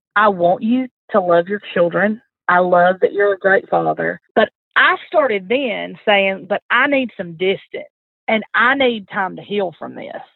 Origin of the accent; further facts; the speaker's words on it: the South, United States; I'm from the South.